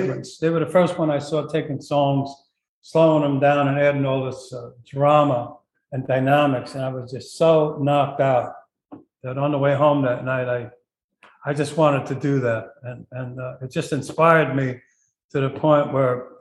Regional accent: Jersey City, New Jersey, United States; also born or lived in Bayonne, New Jersey; I grew up in Hudson County, Bayonne, and Jersey City

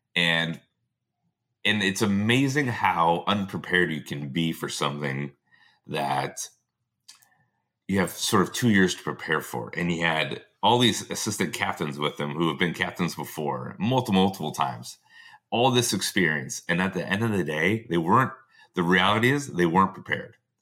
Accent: United States; being an American player

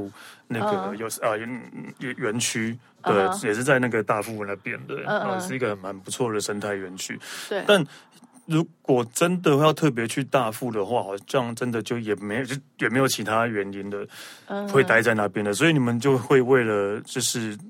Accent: Yilan, Yilan County, Taiwan; 我在宜兰长大，我都不知道这个东西

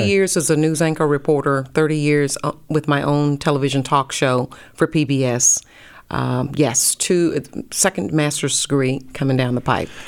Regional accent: North Carolina, United States; moved away as an adult; also born or lived in Pensacola, Florida; now in Dallas, United States; I'm from North Carolina

